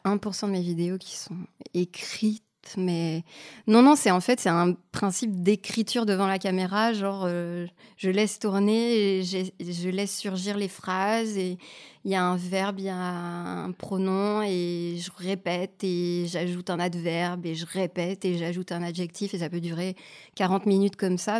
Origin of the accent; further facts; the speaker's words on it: Canada; moved away as an adult; now in France; je suis canadienne